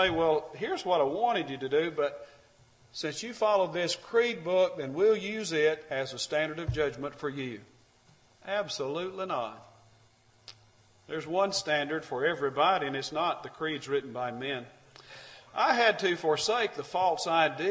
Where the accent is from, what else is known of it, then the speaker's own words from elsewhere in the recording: Alabama, United States; I'm from Alabama